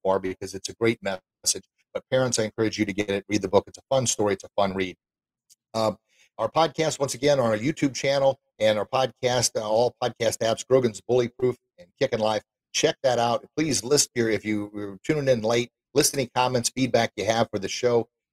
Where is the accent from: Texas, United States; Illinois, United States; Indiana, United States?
Illinois, United States; Edwardsville; my hometown of Edwardsville, Illinois